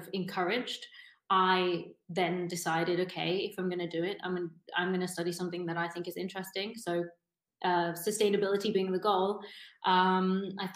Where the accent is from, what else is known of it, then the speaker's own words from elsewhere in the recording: United Kingdom; moved away as an adult; now in Berlin, Germany; originally from just outside London